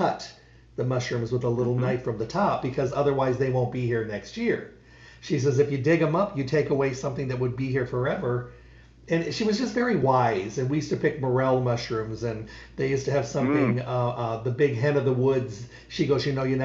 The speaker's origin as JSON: {"language": "English", "region": "Midwest", "country": "United States", "tie": "born or raised there", "said": "when I was a kid growing up in the Midwest"}